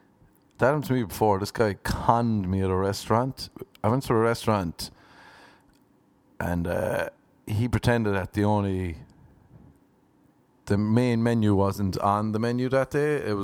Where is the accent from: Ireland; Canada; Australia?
Ireland; But you know me, people, I'm Irish and I'll hang on to a grudge.